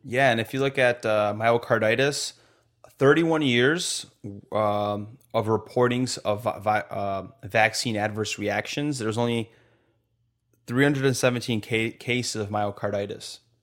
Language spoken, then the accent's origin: English; Poland; now in United States; we're not even from America, bro, but we have so much American, like, liberty